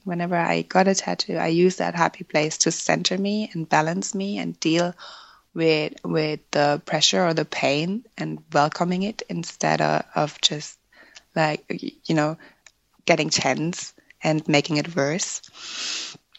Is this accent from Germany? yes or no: yes; Germany; first language German; English is a second language; moved away as an adult; now in Ireland; I was born and raised in Germany uh, where I met my husband in 2009